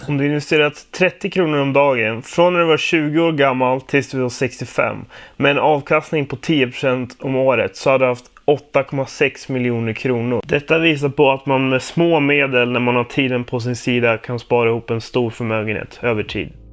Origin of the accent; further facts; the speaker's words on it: Sala, Västmanland, Sweden; now in Växjö, Sweden; Jag kommer från eh, Sala, Västmanland bodde jag innan.